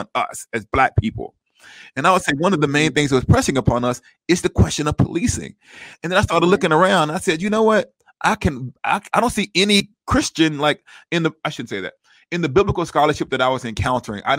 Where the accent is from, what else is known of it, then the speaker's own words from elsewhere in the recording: Huntsville, Alabama, United States; I grew up in Huntsville, right down the road from Birmingham.